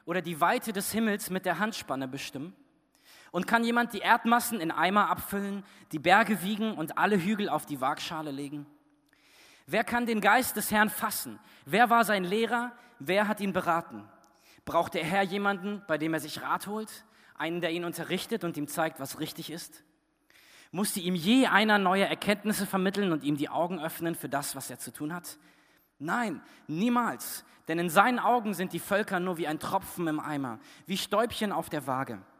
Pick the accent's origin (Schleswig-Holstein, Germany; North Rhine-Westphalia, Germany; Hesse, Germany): Hesse, Germany; Fritzlar; zurückgekommen nach Fritzlar. Als ich Jugendlicher war, ähm, und wir sind dann dort wieder hingefahren, wo ich groß geworden bin.